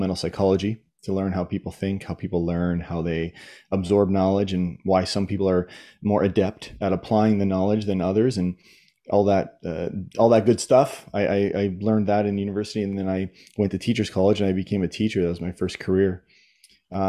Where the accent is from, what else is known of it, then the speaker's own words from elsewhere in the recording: Southern Ontario, Canada; I grew up in Southern Ontario, and I went through the Ontario school system